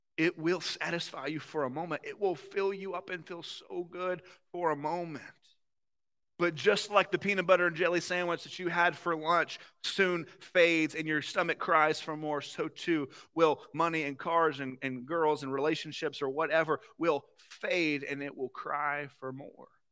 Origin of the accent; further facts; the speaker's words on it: the South, United States; accent: southern; now in Ohio, United States; I'm from somewhere where the sweet tea is a little bit more like syrup